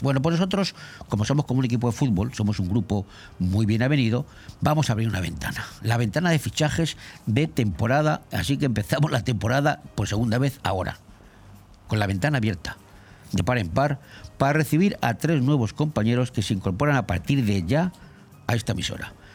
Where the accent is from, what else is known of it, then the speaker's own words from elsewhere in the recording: Madrid, Community of Madrid, Spain; now in Benidorm, Spain; en mi pueblo, en mi barrio, más barrio, Cuatro Caminos de Madrid